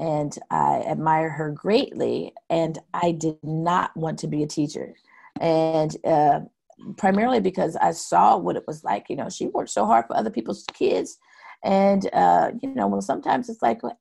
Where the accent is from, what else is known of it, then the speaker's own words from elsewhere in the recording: Pasco, Washington, United States; When I grew up in Pasco, I had so many different kinds of friends